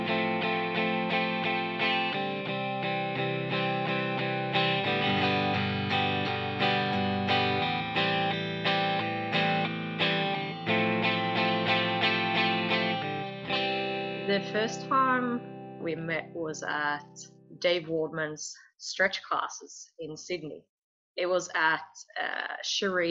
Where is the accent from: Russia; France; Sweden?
Sweden; I'm from Sweden